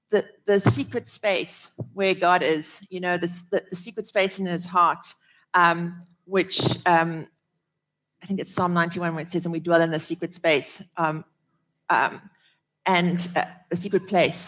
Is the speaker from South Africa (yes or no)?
yes; South Africa; growing up in South Africa